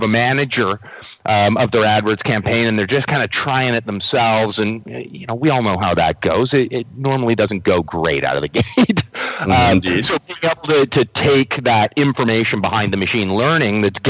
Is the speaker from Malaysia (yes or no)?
no; Canada; as a Canadian